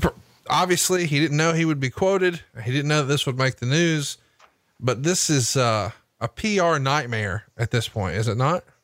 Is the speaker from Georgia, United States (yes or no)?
no; Huntsville, Alabama, United States; here in my hometown of Huntsville, Alabama